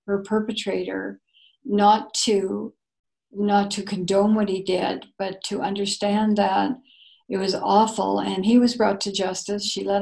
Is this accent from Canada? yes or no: yes; Canada